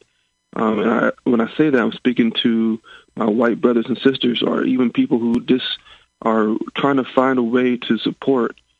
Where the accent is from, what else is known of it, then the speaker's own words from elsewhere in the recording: Rockford, Illinois, United States; I'm from the Rockford area up north